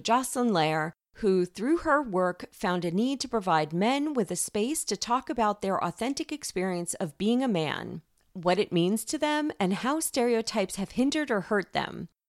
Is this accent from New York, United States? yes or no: yes; New York, United States; accent: New York; moved away as an adult; now in California, United States; I was a New Yorker for the first 30 years of my life, and I kid you not, for the first few years, primarily when my accent was still pretty strong